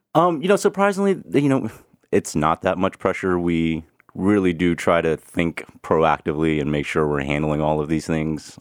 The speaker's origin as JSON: {"language": "English", "town": "Houston", "region": "Texas", "country": "United States", "tie": "born or raised there", "moved": "yes", "said": "I grew up in Houston"}